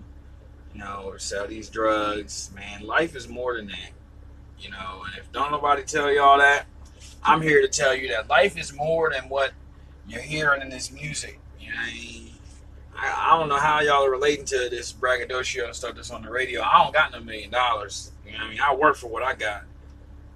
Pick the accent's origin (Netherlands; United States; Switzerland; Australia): United States; Southern Maryland; I'm from Southern Maryland